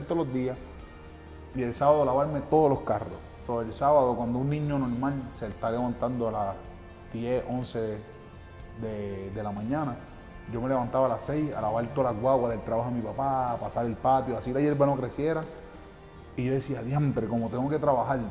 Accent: Patillas, Puerto Rico; Vengo de un, de un humilde barrio, un humilde pueblo de Puerto Rico, un barrio que se llama Los Pollos

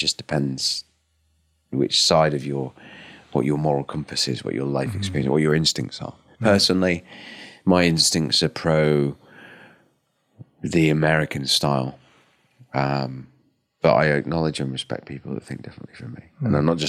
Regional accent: United Kingdom; However, I'm a Brit.

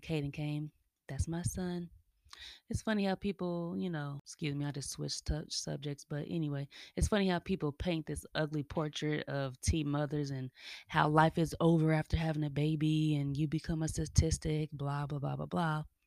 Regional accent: Kansas City, Missouri, United States; moved away as an adult; also born or lived in Denver, Colorado; now in Atlanta, United States; I was born in Denver, raised in Kansas City

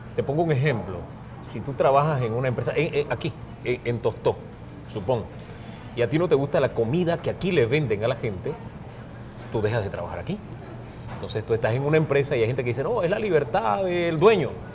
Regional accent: Valle de San Isidro, Panamá Oeste, Panama; also born or lived in Chiriquí; yo vengo de Chiriquí, pero me crié en el Valle de San Isidro, en calle e, detrás de la Boca del Lobo

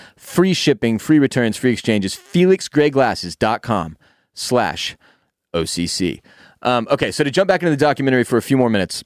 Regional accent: Houston, Texas, United States; When you and I were kids, Growing up in Houston

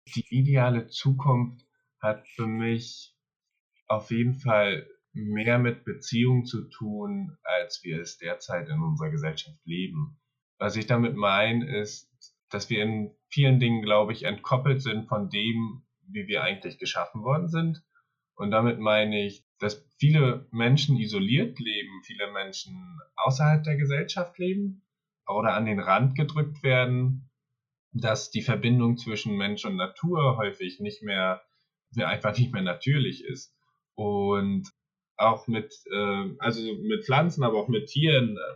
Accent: Mecklenburg-Vorpommern, Germany; also born or lived in Berlin / Sweden; komme aus Mecklenburg-Vorpommern

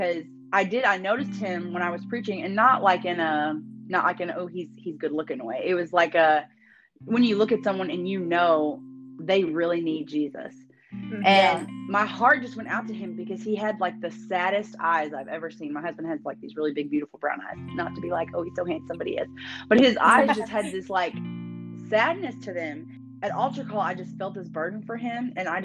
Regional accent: Houston area, near Cleveland, Texas, United States; I'm from a town called Badson. I was like, it's kind of like close to Cleveland

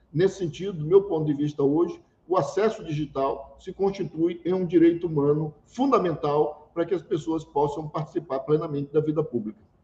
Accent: São Luís, Maranhão, Brazil; Eu nasci, eu nasci e fui criado no Anil, um bairro de São Luís

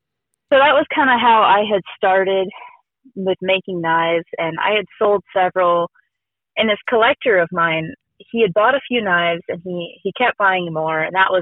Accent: Redding, California, United States; No, so we grew up in Redding. And Redding is up north. It's almost by Oregon. And it's a little mountainy town.

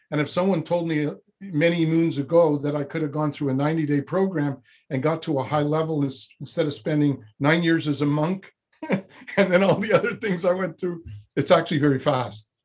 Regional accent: Montreal, Quebec, Canada; moved away as an adult; also born or lived in Vancouver / Toronto; now in Montreal, Canada; I was born in Montreal

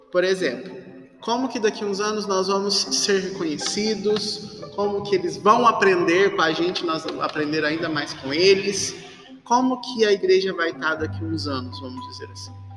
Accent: Uberaba, Minas Gerais, Brazil; nós somos de Uberaba, Minas Gerais, Arquidiocese de Uberaba

